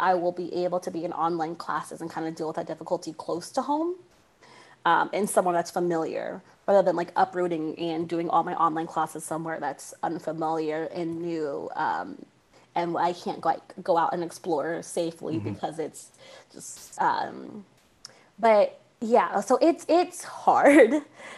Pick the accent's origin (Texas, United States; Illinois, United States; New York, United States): Texas, United States; San Antonio; also born or lived in Northern California; I grew up in San Antonio, Texas, which is still Central Texas